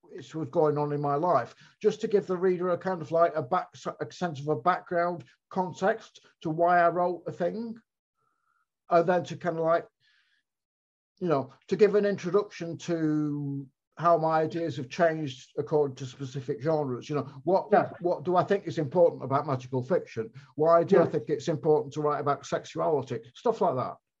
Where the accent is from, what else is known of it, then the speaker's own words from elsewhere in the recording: Blackpool, North West England, United Kingdom; moved away; Blackpool, which is where I was from and where I was back living